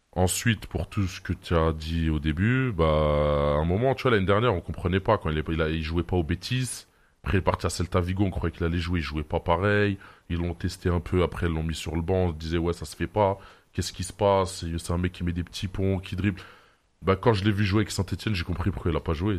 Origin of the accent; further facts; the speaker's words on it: Algeria; chez nous en Algérie